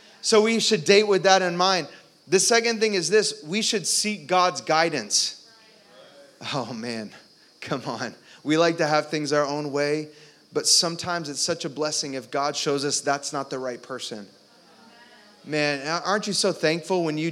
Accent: Orlando, Florida, United States; I grew up in Orlando

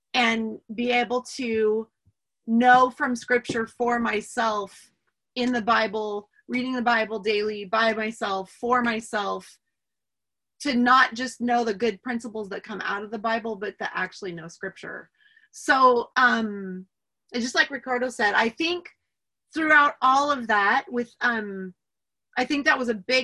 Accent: Medford, Oregon, United States; I'm actually from Oregon. And I grew up in a little Medford, little town in Oregon

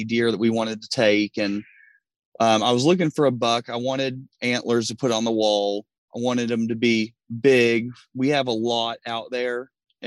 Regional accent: Kentucky, United States; where I grew up in Kentucky, we didn't have hunting land

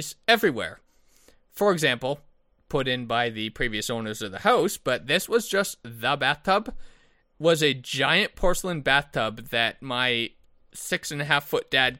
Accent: Chilliwack, British Columbia, Canada; I grew up on Marble Hill Road in Chilliwack, B.C.

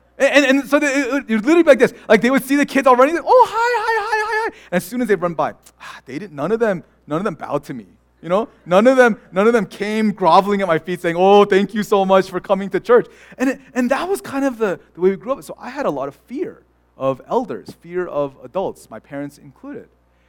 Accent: California, United States; But I think back to my childhood as a Korean American, born and raised in California.

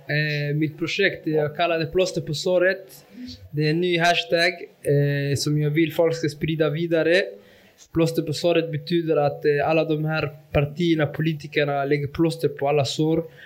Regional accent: Malmö, Skåne, Sweden; jag är från Rosengård. Och jag utgår ofta att jag är Rosengårdsbo

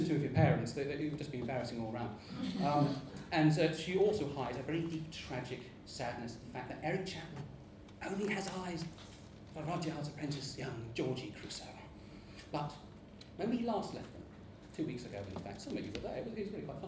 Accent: Portsmouth, South East England, United Kingdom; my hometown of Portsmouth

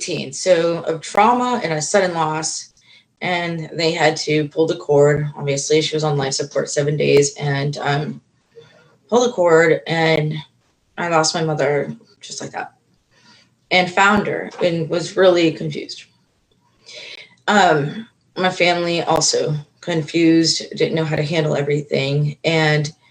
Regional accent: Florida, United States; actually born and raised in Florida

